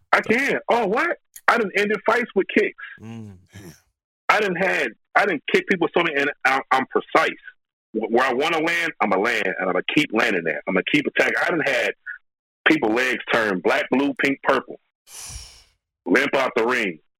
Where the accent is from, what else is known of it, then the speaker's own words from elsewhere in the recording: Chicago, Illinois, United States; I'm from Chicago